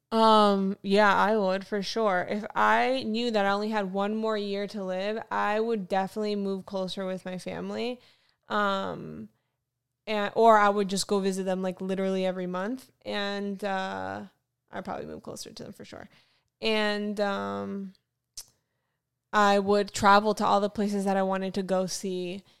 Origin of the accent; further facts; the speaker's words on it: Fort Lauderdale, Florida, United States; also born or lived in North Carolina; now in Los Angeles, United States; I am from Florida, Fort Lauderdale